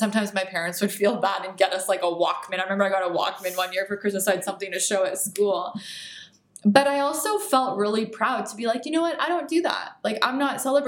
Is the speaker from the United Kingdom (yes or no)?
no; Canada; also born or lived in Iran (parents); now in United States; So I was born in Canada. My parents are from Iran, as you mentioned. I've always identified myself as Canadian